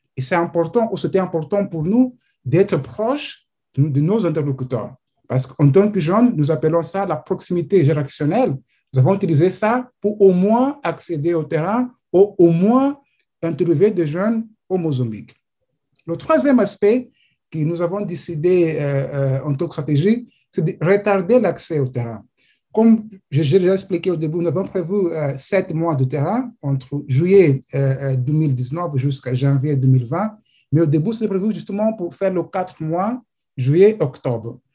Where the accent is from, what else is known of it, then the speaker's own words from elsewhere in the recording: Mozambique; je viens de Mozambique